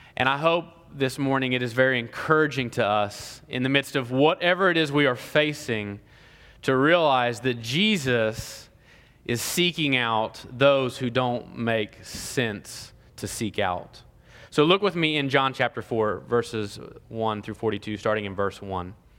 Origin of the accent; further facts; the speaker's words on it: Ohio, United States; now in Columbus, Georgia, United States; I'm from Ohio